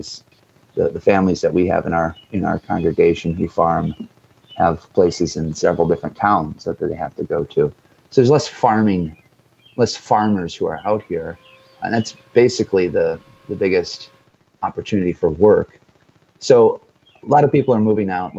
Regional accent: Detroit, Michigan, United States; moved away as an adult; now in Fairgrove, United States; growing up in Metro Detroit, I was not used to this kind of area

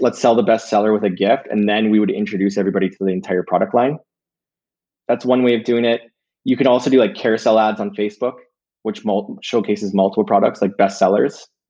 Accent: Canada; we're Canadian

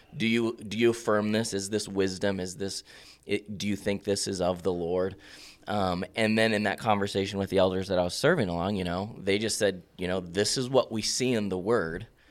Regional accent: Bend, Oregon, United States; also born or lived in Prineville; now in Madras, United States; born and raised in Bend

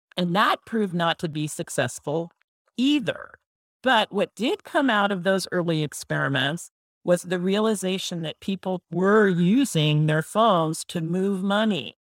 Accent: San Francisco Bay Area, California, United States; I grew up in the San Francisco Bay Area

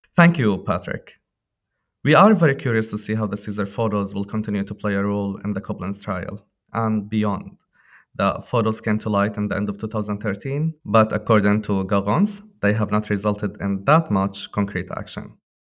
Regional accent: Syria; born or raised there

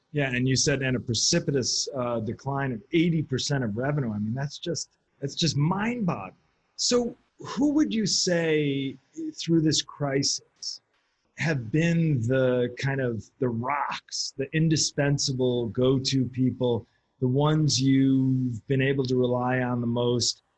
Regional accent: United States; as an American

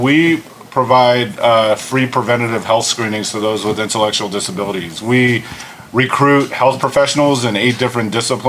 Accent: Lancaster, Pennsylvania, United States; now in Las Vegas, United States; Originally from Lancaster, Pennsylvania.

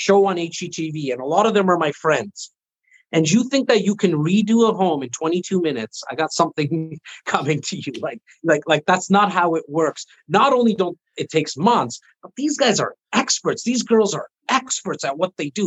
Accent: Canada; I am Canadian

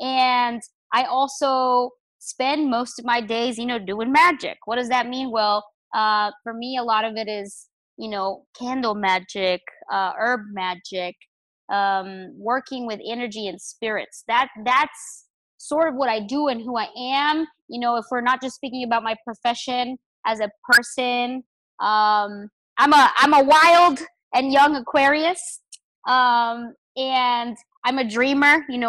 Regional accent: Chihuahua, Mexico; I am from Mexico. I was born in the beautiful state of Chihuahua. It's the desert in Mexico.

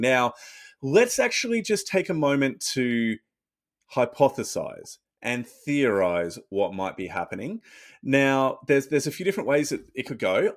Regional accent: Australia; As an Australian rugby fan

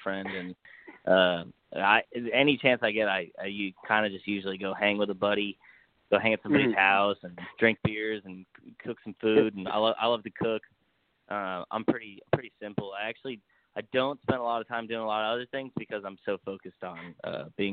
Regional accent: Florida, United States; moved away as an adult; also born or lived in Rhode Island, United States; now in Nashville, United States; I was born in Rhode Island, and then I moved to Florida when I was a kid with my parents. So I grew up down in Florida

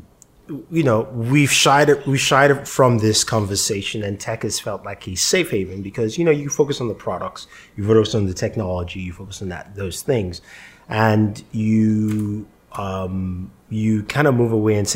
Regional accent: Nigeria; now in United States; I'm Nigerian. I was born in Nigeria. I lived there for half my life, and I come here

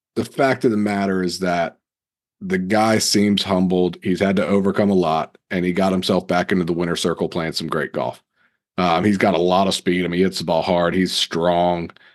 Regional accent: Raleigh, North Carolina, United States; growing up in Raleigh

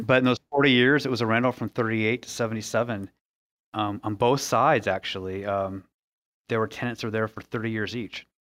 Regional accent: West Coast, United States; moved away as an adult; now in Indianapolis, United States; I'm originally from the West Coast, so I have a lot of family out there

